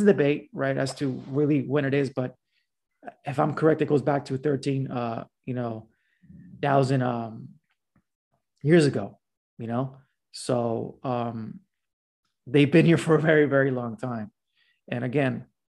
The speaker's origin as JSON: {"language": "English", "town": "Los Angeles", "region": "California", "country": "United States", "tie": "born or raised there", "said": "I was raised in Pacoima"}